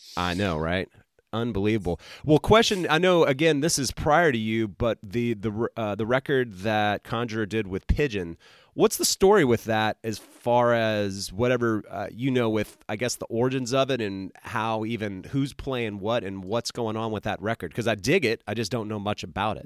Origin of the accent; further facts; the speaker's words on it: the South, United States; also born or lived in Utah; now in Georgia, United States; I grew up in the South